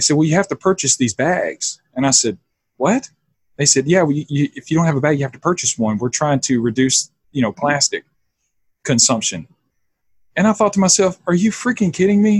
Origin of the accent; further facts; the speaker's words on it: the South, United States; now in Austin, United States; I grew up in the South, and I grew up in a very Christian conservative home.